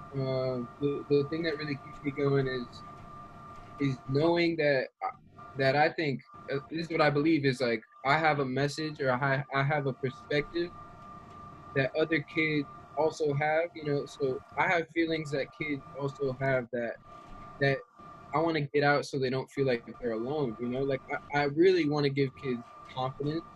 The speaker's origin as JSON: {"language": "English", "town": "Raleigh", "region": "North Carolina", "country": "United States", "tie": "born or raised there", "said": "I'm um, from Raleigh, North Carolina, mm-hmm. born and raised"}